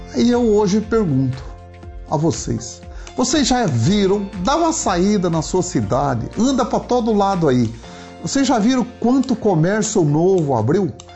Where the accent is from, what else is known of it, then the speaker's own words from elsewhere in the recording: Paraná, Brazil; sou aqui do Paraná